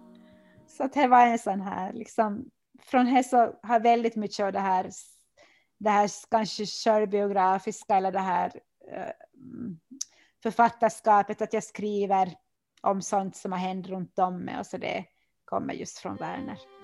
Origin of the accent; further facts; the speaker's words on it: Oravais, Ostrobothnia, Finland; now in Vörå, Finland; jag är ju född i Kim och, och har bott där